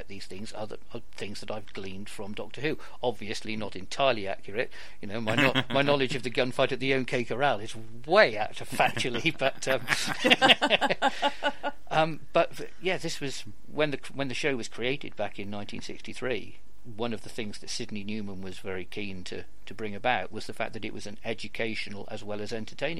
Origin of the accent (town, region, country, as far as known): United Kingdom